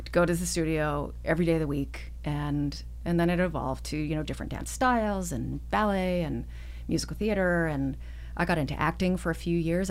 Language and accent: English; Edmonton, Alberta, Canada; also born or lived in Toronto area; I was born outside of Toronto, but I grew up in Edmonton